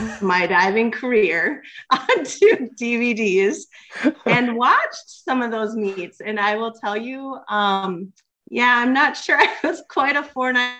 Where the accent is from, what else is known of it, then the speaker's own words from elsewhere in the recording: St. Cloud, Minnesota, United States; I'm from St. Cloud, Minnesota, and dove at the U in Minnesota. So kind of a homebound girl